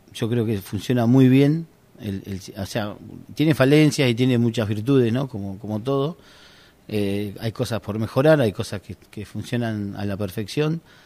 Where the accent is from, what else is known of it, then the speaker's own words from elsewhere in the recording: Argentina; yo soy guardavía de Argentina